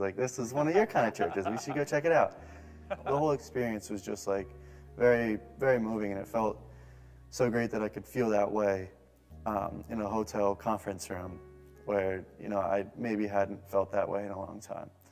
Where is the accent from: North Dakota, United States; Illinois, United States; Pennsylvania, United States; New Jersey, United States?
New Jersey, United States; Bloomfield; moved away as an adult; now in Bay Area, United States; I'm from Bloomfield, New Jersey.